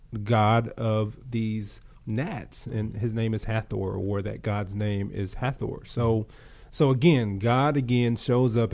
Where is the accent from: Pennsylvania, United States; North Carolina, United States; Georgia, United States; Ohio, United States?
Georgia, United States; I grew up in Georgia, and I call it gnat country.